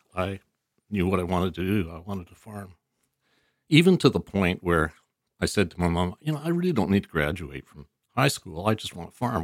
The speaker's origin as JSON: {"language": "English", "town": "Vancouver", "region": "British Columbia", "country": "Canada", "tie": "born or raised there", "also_born_or_lived": "Chilliwack / Abbotsford"}